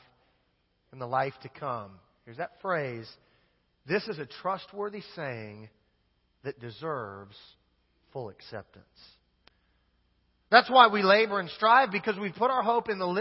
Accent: Wichita, Kansas, United States; I grew up in Wichita, Kansas

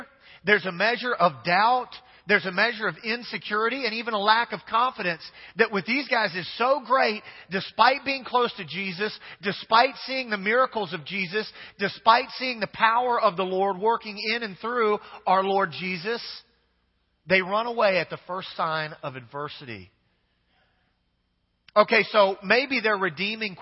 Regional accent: Kansas, United States; now in Louisiana, United States; I'm from Kansas originally.

